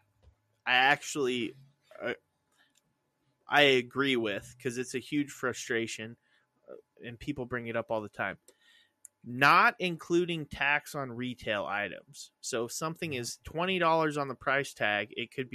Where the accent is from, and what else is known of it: Idaho, United States